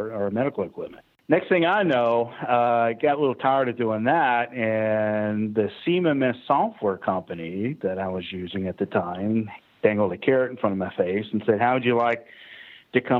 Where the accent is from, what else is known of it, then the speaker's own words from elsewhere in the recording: Atlanta, Georgia, United States; I'm from Atlanta, Georgia. All right, so born and raised in Georgia. So I'm a Southern high-tech redneck